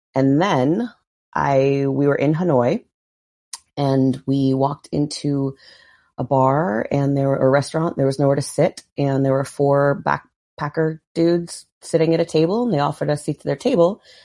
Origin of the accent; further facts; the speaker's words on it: Barrington, Rhode Island, United States; moved away; I grew up in Rhode Island, a little town called Barrington, Rhode Island, just outside of Providence